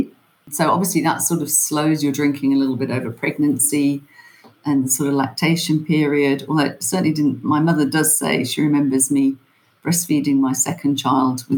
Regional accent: England, United Kingdom; moved away as an adult; also born or lived in Ireland (family); now in Johannesburg, South Africa; I was born and brought up in England

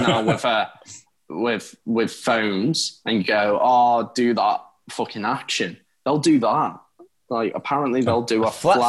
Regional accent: the Wirral, North West England, United Kingdom; I'm from the Wirral and I am still very part of Merseyside. So I'm part of Liverpool.

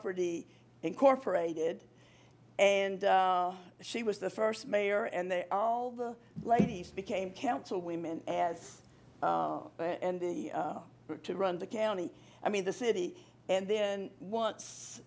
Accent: Walthourville, Georgia, United States; Commissioner Lovett and I grew up together down in Waldotville

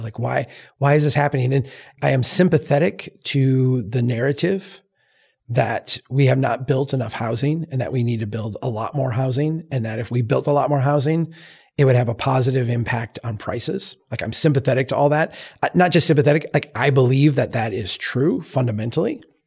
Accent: Brainerd, Minnesota, United States; Here in, in my hometown, back in two thousand five

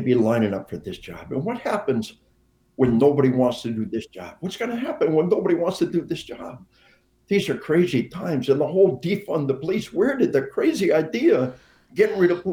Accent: Arkansas, United States; We are from Arkansas

